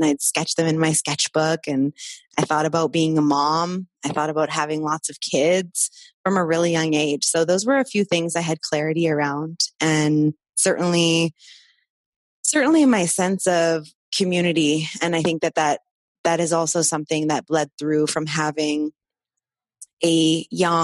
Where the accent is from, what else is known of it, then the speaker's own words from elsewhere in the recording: Vancouver, British Columbia, Canada; also born or lived in Costa Rica; I was born in Vancouver and kind of grew up primarily on the West Coast, though there was a lot of travel